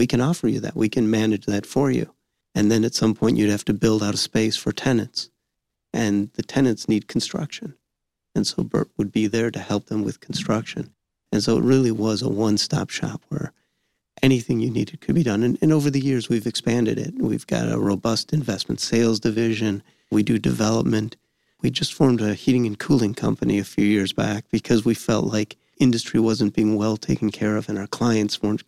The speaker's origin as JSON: {"language": "English", "town": "Southfield", "region": "Michigan", "country": "United States", "tie": "born or raised there", "also_born_or_lived": "Novi, Michigan", "said": "I grew up in Southfield, Michigan. I'm a hometown guy."}